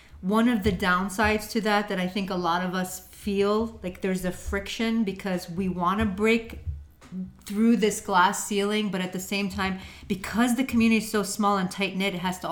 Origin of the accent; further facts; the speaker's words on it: United States; I'm an American, okay? I was born here.